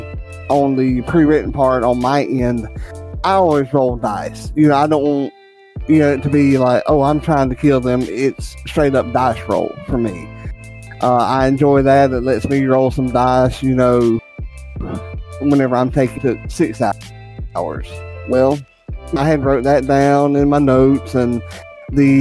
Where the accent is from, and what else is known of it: United States; accent: redneck